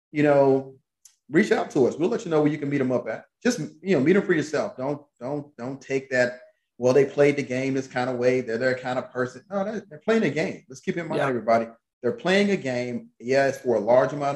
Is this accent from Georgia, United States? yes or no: yes; Atlanta, Georgia, United States; moved away; I'm from Atlanta